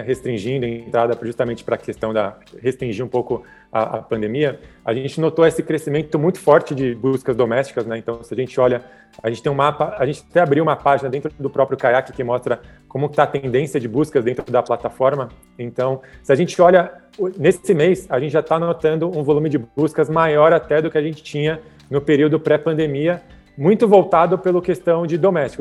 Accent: São Paulo, Brazil; eu nasci em São Paulo, né, sou paulista

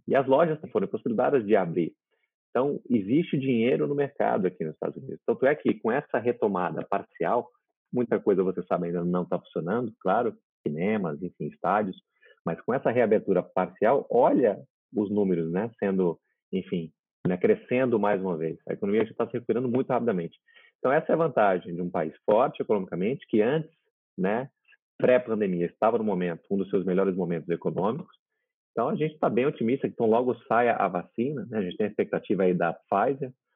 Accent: Brazil; now in Florida, United States; eu sou brasileiro

